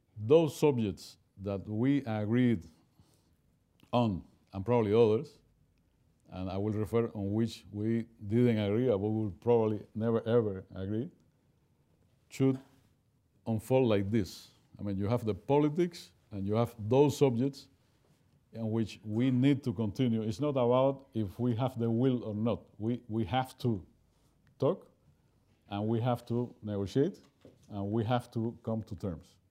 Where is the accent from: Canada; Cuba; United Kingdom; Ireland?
Cuba; I'm from Cuba